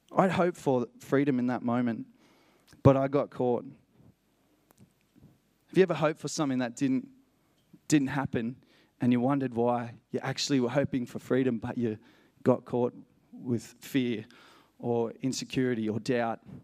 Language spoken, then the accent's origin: English; Matatiele, Eastern Cape, South Africa; moved away; I was born in a place called Matatiel, near the Drakensberg Mountains.